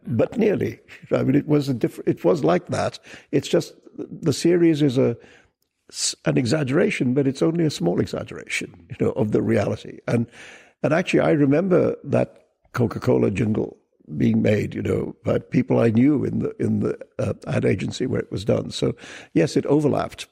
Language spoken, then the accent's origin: English; India; also born or lived in Pakistan / United Kingdom; now in New York City, United States; I was born and raised in India and then I spent a lot of time in the UK. And for the last 20 years, I've lived in New York City.